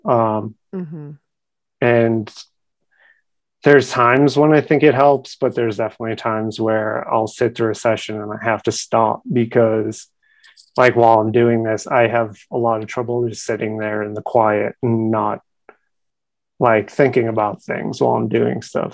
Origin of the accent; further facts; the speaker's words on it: Boston, Massachusetts, United States; moved away; also born or lived in Providence, Rhode Island; I'm originally from Boston, Massachusetts